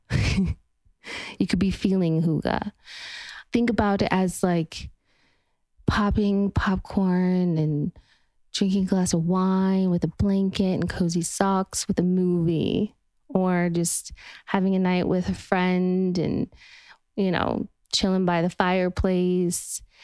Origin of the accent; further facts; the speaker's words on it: Utah, United States; now in Los Angeles, United States; I'm from Utah where it's just you would look up on the mountainside and it would just be colors of red and orange and yellow